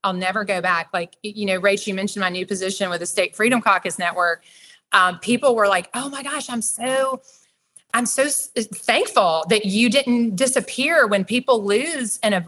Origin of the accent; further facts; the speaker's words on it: Atlanta, Georgia, United States; I grew up here in the Metro Atlanta area